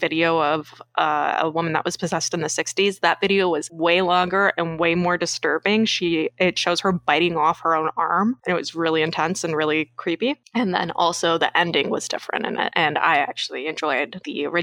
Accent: Canada; from Canada

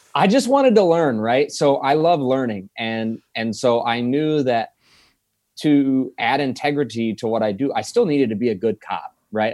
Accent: Franklin, Indiana, United States; moved away as an adult; now in Fort Wayne, United States; I'm originally from South Side of Indianapolis, Franklin, Indiana

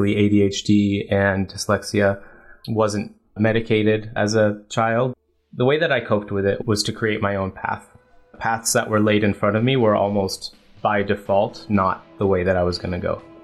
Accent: Burlingame, California, United States; I grew up in the Bay Area, so it was a great town, Burlingame

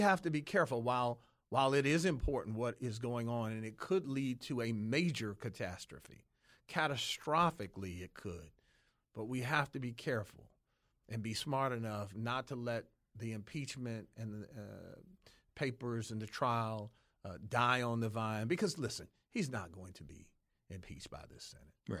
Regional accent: Detroit, Michigan, United States; I grew up in Detroit.

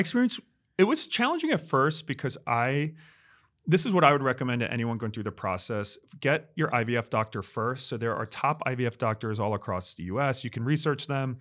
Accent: New York, United States; I'm the New Yorker

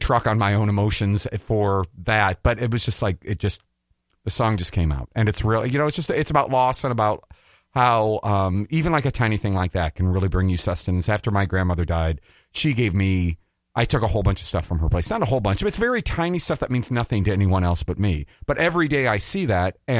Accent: Iowa, United States; moved away as an adult; now in Minnesota, United States; It's a great place to grow up. I love my home state

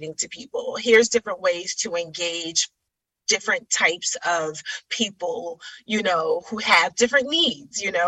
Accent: New York City, New York, United States; also born or lived in Middletown, Connecticut; I was born and raised in Brooklyn, in Bedside, Brooklyn

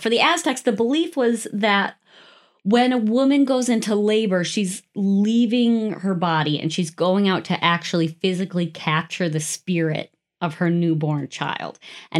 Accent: United States; I'm an American.

